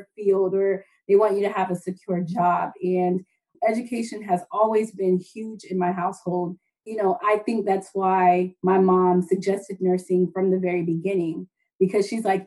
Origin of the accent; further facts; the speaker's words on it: Southwest Florida, United States; I was born in Southwest Florida.